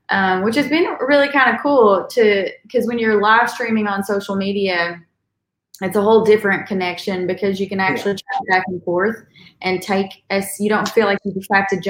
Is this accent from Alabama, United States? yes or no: no; Eastern Kentucky, United States; moved away; I grew up in Eastern Kentucky